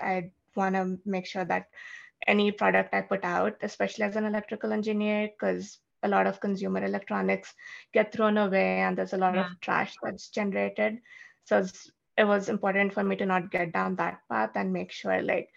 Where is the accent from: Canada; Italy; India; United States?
India; moved away; I grew up in India, I had never used or seen a lawnmower because we don't have